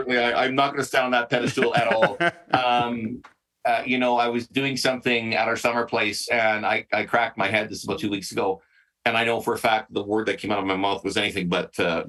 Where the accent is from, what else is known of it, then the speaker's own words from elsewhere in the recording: Western Canada, Canada; I'm, you know, I'm born and raised in Western Canada, so I'll say country music.